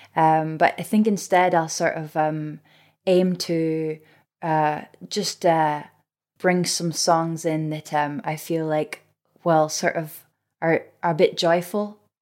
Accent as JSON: {"language": "English", "region": "Scotland", "country": "United Kingdom", "said": "as a Scot"}